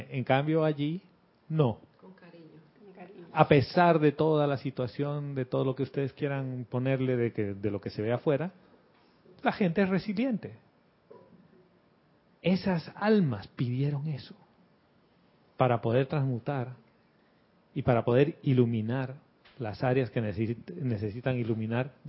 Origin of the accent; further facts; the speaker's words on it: Panama; mi familia, todos nosotros somos panameños. Y vivimos aquí en este pedacito de tierra y esto históricamente ha sido mi familia.